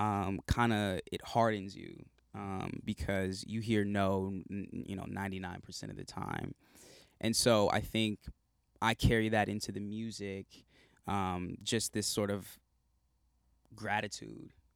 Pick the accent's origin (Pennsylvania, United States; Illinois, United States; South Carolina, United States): South Carolina, United States; now in Los Angeles, United States; I'm from South Carolina originally. I live in L A now